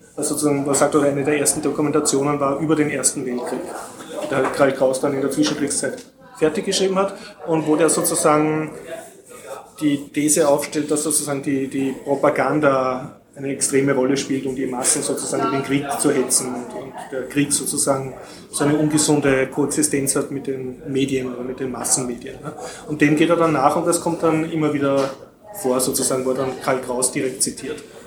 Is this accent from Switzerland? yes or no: no; Austria; mir als Österreicher